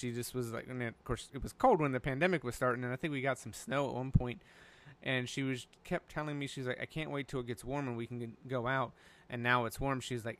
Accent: North Carolina, United States; now in Chicago, United States; I grew up in North Carolina. I'm used to like 100 degrees in the summer.

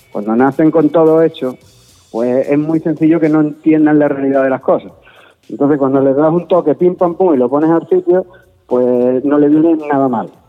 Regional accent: Andalusia, Spain; yo soy andaluz

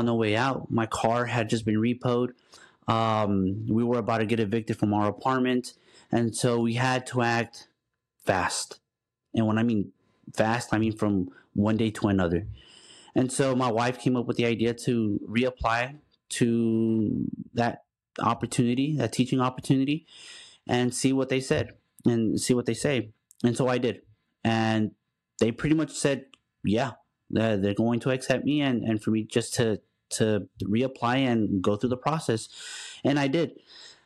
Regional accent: Dallas, Texas, United States; also born or lived in Houston, Texas; I'm from Dallas, but once I married my wife, I moved down to Houston

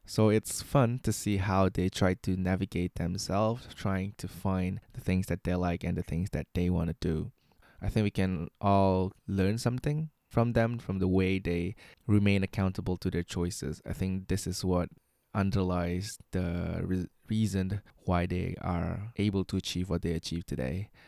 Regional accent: Indonesia; moved away as an adult; now in Shanghai, China; I am from Indonesia. I'm 24 years old, and I've been in Shanghai for in China for the last seven years.

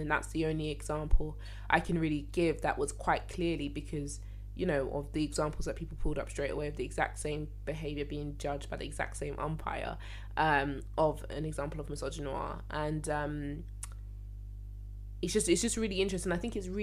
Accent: London, United Kingdom; I'm from Lewisham. That's where I'm from

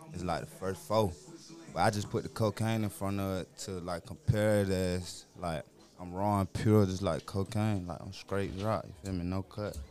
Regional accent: Petersburg, Virginia, United States; I'm from V A.

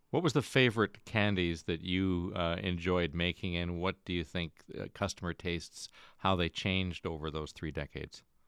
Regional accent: Stratford, Ontario, Canada; from Stratford

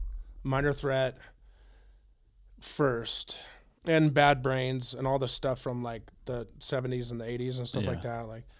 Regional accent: Grass Valley, California, United States; also born or lived in Auburn; Okay. Well, I was born in Auburn, California. I grew up as a child in Grass Valley in Nevada City. All my immediate family still lives down there.

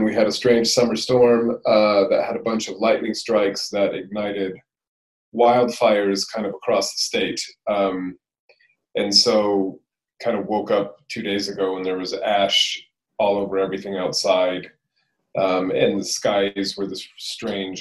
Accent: California, United States; moved away; also born or lived in London; I'm from California originally, but I moved to London many moons ago

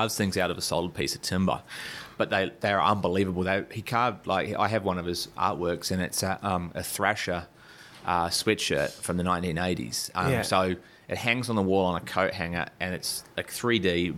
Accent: Taranaki, New Zealand; now in Australia; I grew up in Taranaki

